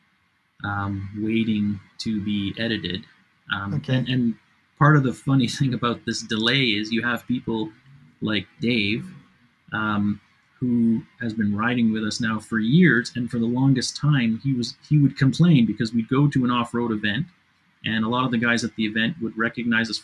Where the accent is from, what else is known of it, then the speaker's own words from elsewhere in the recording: Canada; we're Canadian